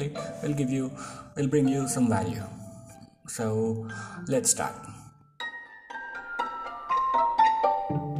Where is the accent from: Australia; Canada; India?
India; Mahabubabad, Telangana; moved away as an adult; also born or lived in Ireland; I was born in India. It's called Mehboobabad, a small town in southern part of India. I was brought up in India as well, but again I went to Ireland and stayed there for 6 years